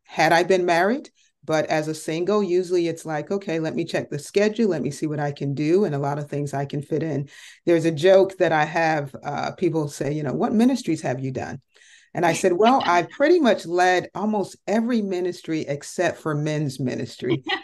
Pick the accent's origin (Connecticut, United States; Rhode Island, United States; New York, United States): Connecticut, United States; moved away as an adult; now in Dallas-Fort Worth, United States; I originally was born and raised in Connecticut, so I am a Yankee